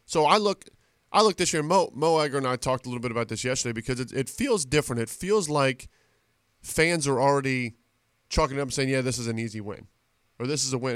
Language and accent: English; Reading, Ohio, United States; I'm from Reading High School